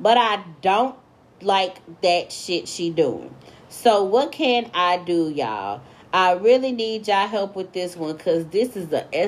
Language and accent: English; Santa Barbara, California, United States; So let me start off by saying I'm from Santa Barbara, California. And I'm 19 years young.